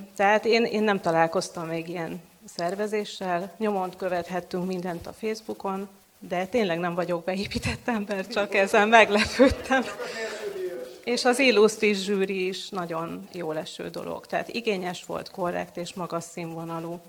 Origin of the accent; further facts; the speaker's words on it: Veszprém, Veszprém County, Hungary; moved away as an adult; now in Budapest, Hungary; gyökérszállal kötődöm Veszprémhez, itt születtem